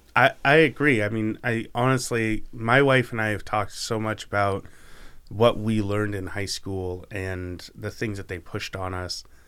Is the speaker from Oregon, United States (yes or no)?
yes; Canby, Oregon, United States; also born or lived in Pittsburgh / Arizona; I grew up in Canby my whole life, spent a few years in Pittsburgh